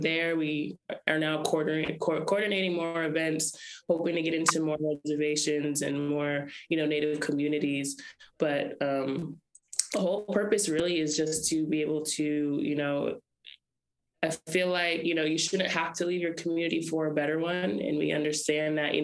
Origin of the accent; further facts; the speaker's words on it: Lapwai, Idaho, United States; We're all Nimi Poo from, you know, Lapway, Idaho